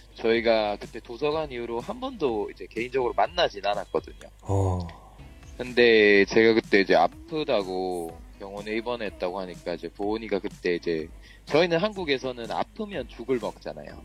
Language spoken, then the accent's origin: Korean; South Korea; 저는 한국 사람이고요.